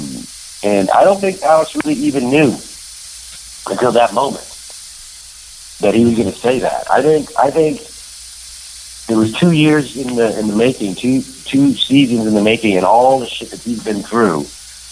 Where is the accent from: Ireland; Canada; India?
Canada; I'm Canadian born